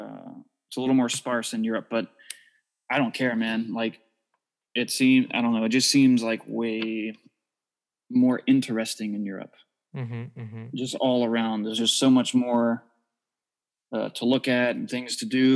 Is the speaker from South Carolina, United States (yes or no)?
no; Jacksonville, Florida, United States; we're from Jacksonville, Florida